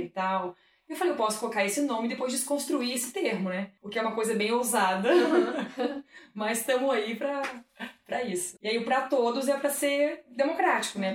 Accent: Santa Catarina, Brazil; na minha terra, né, Santa Catarina

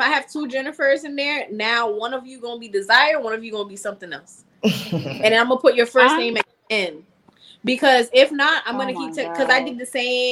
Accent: South Florida, United States; I'm also from South Florida.

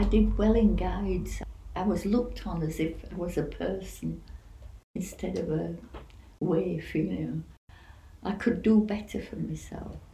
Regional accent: Bradford, Yorkshire and the Humber, United Kingdom; also born or lived in Linton Camp; they'd built a, a housing estate in Bradford, and we were the first tenants in in the place

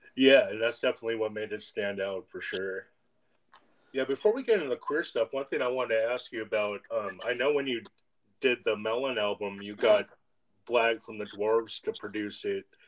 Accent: East Bay, California, United States; moved away; I grew up in the East Bay myself

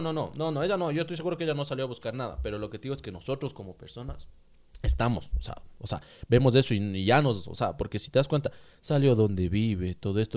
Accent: Ambato, Tungurahua, Ecuador; Somos ambateños ecuatorianos

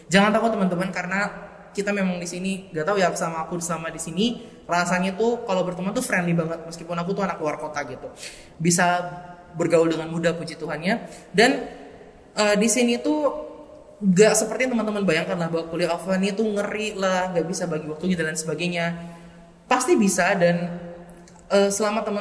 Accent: Makassar, South Sulawesi, Indonesia; now in Surabaya, Indonesia; Nah, duanya kita dari Makassar aku dan temanku.

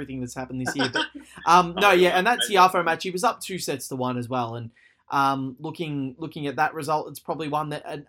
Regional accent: Australia; my home country

